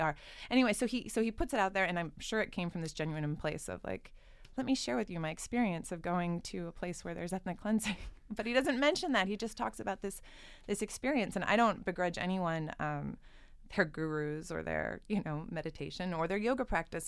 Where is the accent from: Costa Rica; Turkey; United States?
United States; Southern California; I grew up in Southern California.